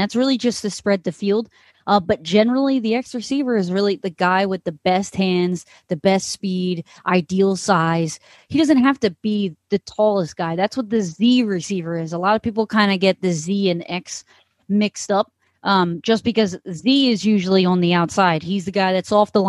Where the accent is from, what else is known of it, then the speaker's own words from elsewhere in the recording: Philadelphia, Pennsylvania, United States; growing up in Philadelphia